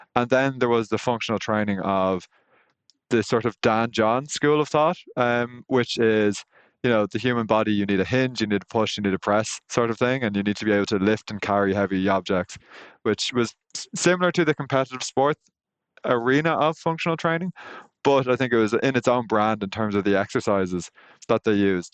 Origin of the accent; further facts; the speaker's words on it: Ireland; I'm Irish